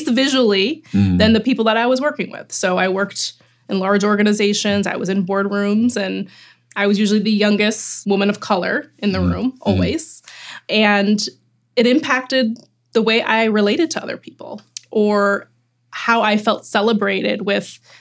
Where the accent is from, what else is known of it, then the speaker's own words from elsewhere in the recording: Chicago, Illinois, United States; someone who grew up in Chicago in Rogers Park